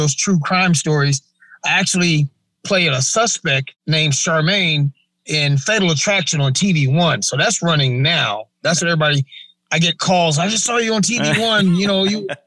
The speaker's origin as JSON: {"language": "English", "town": "Memphis", "region": "Tennessee", "country": "United States", "tie": "born or raised there", "also_born_or_lived": "Cleveland, Ohio", "said": "I was born in Cleveland, Ohio, but you might as well say Memphis, because I moved to Memphis with my grandparents and when I was like 2 years old. So, Memphis is where I was raised."}